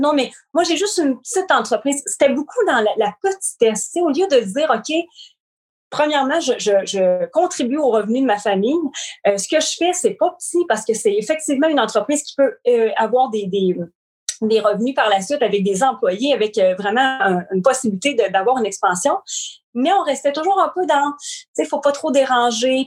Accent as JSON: {"language": "French", "town": "Shawinigan", "region": "Quebec", "country": "Canada", "tie": "born or raised there", "said": "Je suis de Shawinigan. Écoute, encore, j'habite encore ici"}